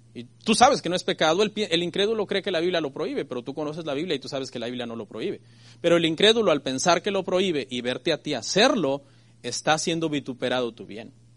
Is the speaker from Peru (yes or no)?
no; Mexico; a mí que soy mexicano